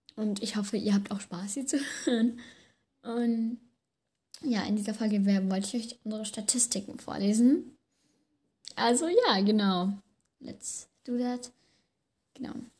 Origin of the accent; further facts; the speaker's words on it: Germany; Also wir sind ja beide aus Deutschland, also aus Deutschland halt, wohnen beide in Deutschland